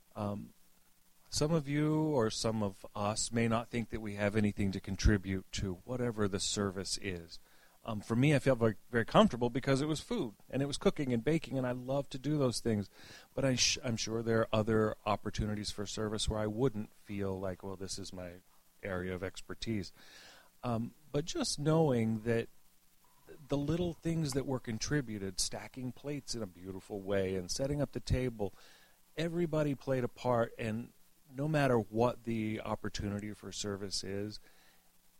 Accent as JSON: {"language": "English", "region": "the South", "country": "United States", "tie": "born or raised there", "moved": "yes", "said": "what I was raised with in the South"}